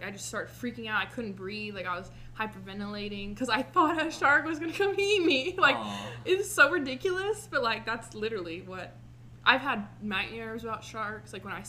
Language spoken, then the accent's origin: English; Corpus Christi, Texas, United States; also born or lived in California; I was born in California, whatever, and, like, Corpus Christi.